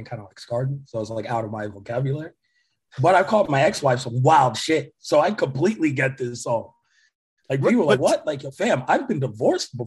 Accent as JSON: {"language": "English", "region": "New York", "country": "United States", "said": "I'm from New York"}